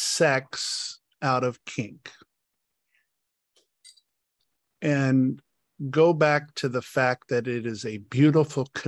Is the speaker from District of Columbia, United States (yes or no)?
yes; Washington, District of Columbia, United States; I was brought up in Washington, D.C. society